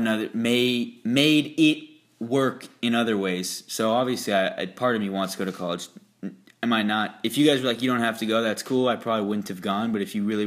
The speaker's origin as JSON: {"language": "English", "country": "United States", "tie": "born or raised there", "said": "I was raised in America"}